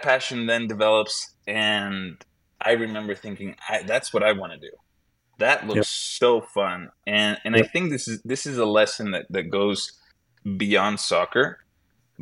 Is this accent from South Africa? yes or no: no; Bolivia; moved away; I was born and raised in Bolivia